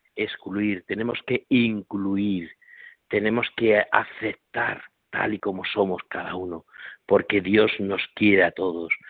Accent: Corral de Almaguer, Castilla-La Mancha, Spain; now in Extremadura, Spain; hoy estoy en Corral de Almaguer, que es mi pueblo natal, donde nací

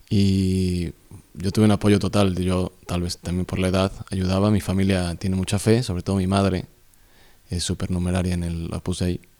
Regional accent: Mexico City, Mexico; moved away; soy del Ciudad de México del, Distrito Federal, bueno, le han cambiado el nombre, Ciudad de México. Nací en el 80, de hecho hoy es mi cumpleaños

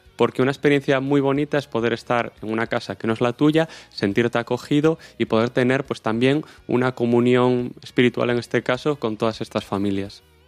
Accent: O Porriño, Galicia, Spain; soy de Porriño

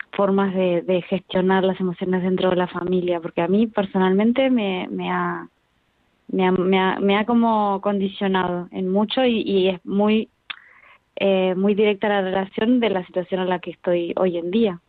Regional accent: Argentina; now in Spain; yo soy argentina, después nos vinimos para acá

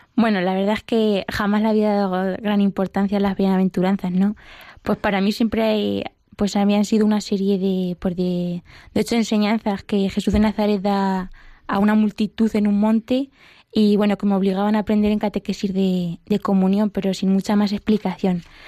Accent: Mota del Cuervo, Castilla-La Mancha, Spain; moved away as an adult; now in Madrid, Spain; yo soy de, Mota del Cuervo, que es un pueblo de, la cuenca manchega

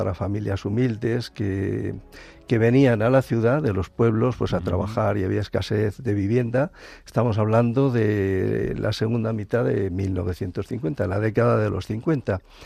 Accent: Alicante, Valencian Community, Spain; yo soy alicantino de nacimiento

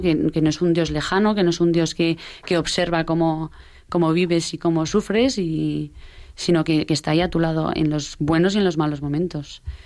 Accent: Pamplona, Navarre, Spain; somos de Pamplona eh, y eso, de Pamplona de toda la vida.

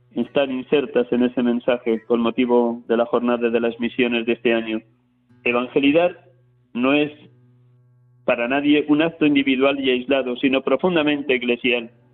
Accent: Castile, Spain; mi tierra de Castilla

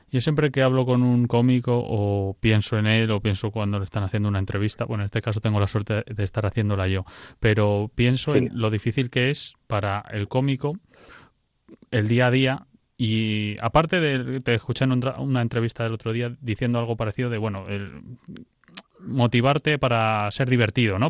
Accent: Madrid, Community of Madrid, Spain; also born or lived in Sierra de la Culebra, Zamora; yo soy madrileño

